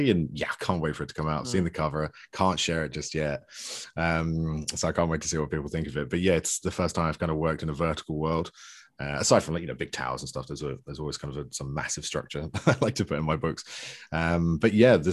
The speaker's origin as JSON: {"language": "English", "country": "United Kingdom", "also_born_or_lived": "west coast of Canada", "moved": "yes", "lives_now": "Canada", "said": "I'm a British author who lives in the west coast of Canada these days"}